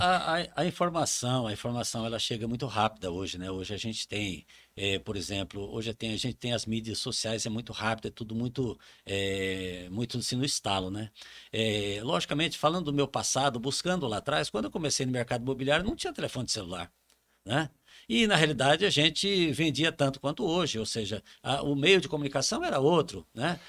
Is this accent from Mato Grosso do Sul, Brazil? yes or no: yes; Campo Grande, Mato Grosso do Sul, Brazil; moved away as an adult; now in Rondônia, Brazil; eu sou de Campo Grande